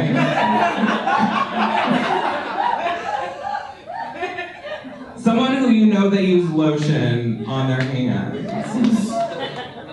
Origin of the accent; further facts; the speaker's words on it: Texas, United States; moved away; also born or lived in Los Angeles / Wisconsin; I grew up in small town Texas